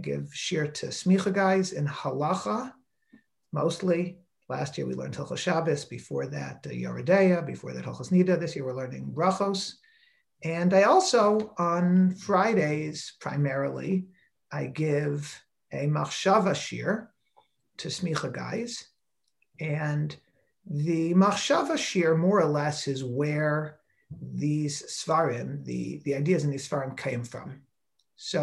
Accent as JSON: {"language": "English", "town": "Silver Spring", "region": "Maryland", "country": "United States", "tie": "born or raised there", "also_born_or_lived": "Israel", "moved": "as an adult", "said": "I'm from Silver Spring, Maryland, and I grew up going to local schools"}